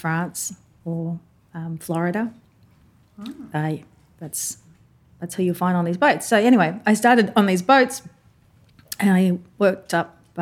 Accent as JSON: {"language": "English", "country": "Papua New Guinea", "tie": "born or raised there", "moved": "as an adult", "said": "I'm born and raised in Papua New Guinea"}